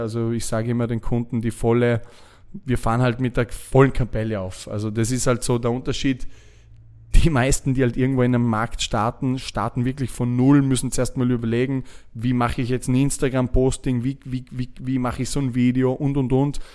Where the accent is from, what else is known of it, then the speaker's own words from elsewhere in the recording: Lake Constance, Vorarlberg, Austria; moved away as an adult; also born or lived in Dubai; als, als Österreicher, der äh, am Bodensee aufgewachsen ist